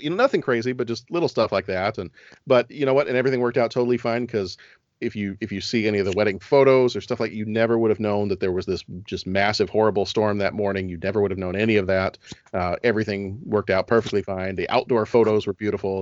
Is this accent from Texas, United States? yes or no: yes; Texas, United States; now in Chicago, United States; I was born in Texas